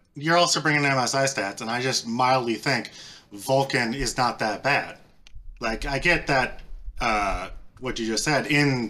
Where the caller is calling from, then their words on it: Michigan, United States; Detroit suburbs.